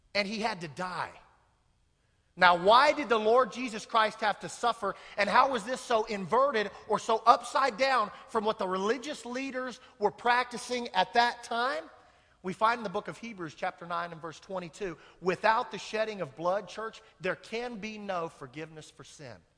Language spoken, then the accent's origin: English; Kansas, United States; I'm from Kansas